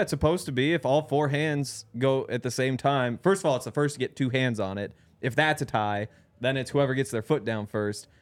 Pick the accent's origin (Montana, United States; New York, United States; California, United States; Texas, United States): Montana, United States; growing up in Montana